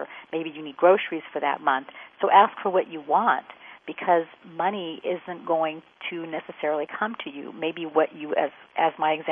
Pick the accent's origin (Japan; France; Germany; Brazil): France; moved away; I speak French because I grew up in France